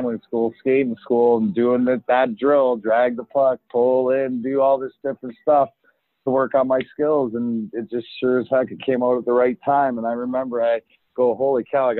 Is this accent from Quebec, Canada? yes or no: no; Leamington, Ontario, Canada; So I grew up in Leamington, which is give or take 10 minutes for the border, 40 minutes from the house I grew up in.